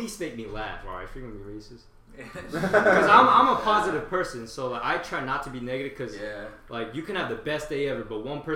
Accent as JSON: {"language": "English", "town": "Dublin", "region": "Ohio", "country": "United States", "tie": "born or raised there", "also_born_or_lived": "South Korea", "said": "I grew up in Dublin, so like, it's super diverse."}